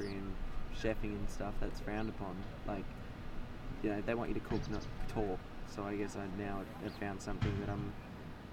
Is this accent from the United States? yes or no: no; George Town, Tasmania, Australia; also born or lived in Launceston / Melbourne; I grew up in Georgetown. I was born in Launceston, but at the LGH, Launceston General. But I, grew up in Georgetown.